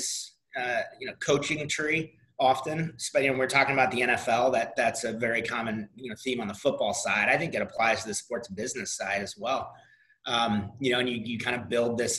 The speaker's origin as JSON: {"language": "English", "town": "St. Louis", "region": "Missouri", "country": "United States", "tie": "born or raised there", "also_born_or_lived": "Nashville / Jacksonville", "moved": "yes", "said": "St. Louis, my hometown"}